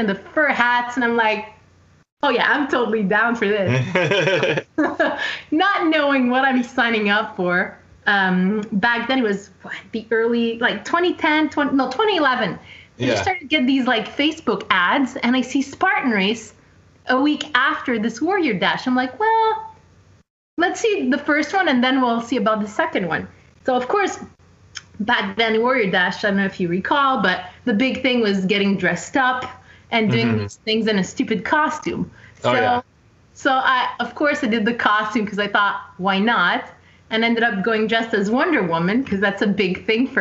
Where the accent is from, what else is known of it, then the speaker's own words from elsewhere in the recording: Montreal, Quebec, Canada; I'm from Montreal, Quebec, born and raised.